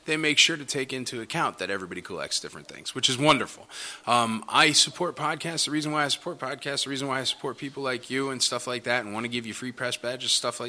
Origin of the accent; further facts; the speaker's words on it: Nashville, Tennessee, United States; I'm from Nashville and I love Nashville